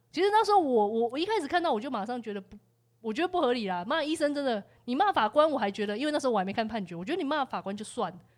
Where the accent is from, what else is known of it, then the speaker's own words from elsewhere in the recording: Taiwan; 我们是台湾人民